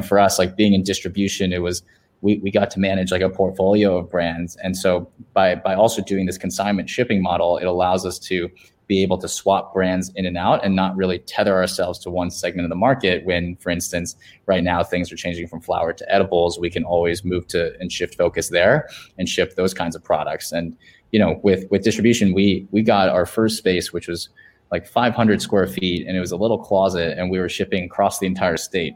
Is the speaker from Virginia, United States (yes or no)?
yes; Virginia, United States; now in San Francisco, United States; in my home state in Virginia